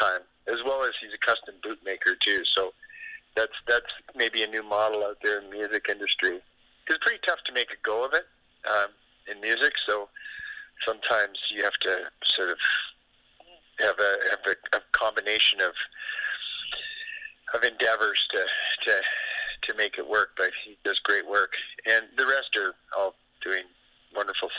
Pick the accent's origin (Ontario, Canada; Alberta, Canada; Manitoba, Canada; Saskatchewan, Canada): Alberta, Canada; Calgary; moved away; I grew up in Calgary